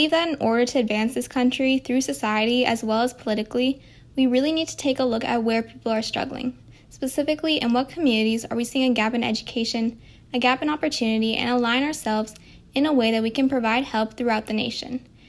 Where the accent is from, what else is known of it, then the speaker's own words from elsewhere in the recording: Greer, South Carolina, United States; I'm from Greer, South Carolina